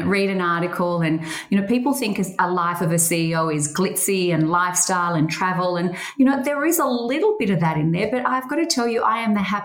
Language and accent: English; Geelong, Victoria, Australia; I grew up in Geelong and we were near the beach